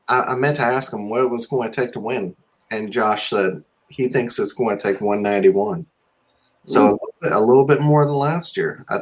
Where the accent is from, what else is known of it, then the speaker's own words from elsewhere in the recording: Mississippi, United States; I'm from Mississippi